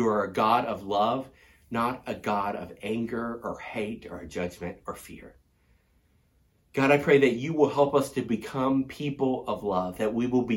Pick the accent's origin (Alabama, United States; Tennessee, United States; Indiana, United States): Tennessee, United States; I was growing up in Tennessee